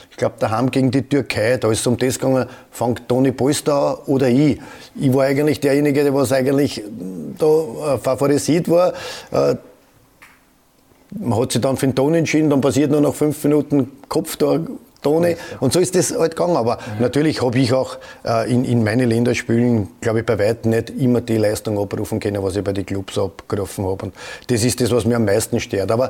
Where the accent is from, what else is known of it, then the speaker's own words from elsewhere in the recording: Vienna, Austria; Jeder, ich komme aus Edlersee und dann der Strebersdorf.